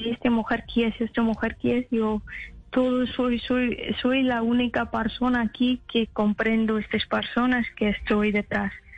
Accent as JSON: {"language": "Spanish", "country": "Afghanistan", "second_language": "Spanish", "moved": "yes", "said": "hay muchas etnias en mi país"}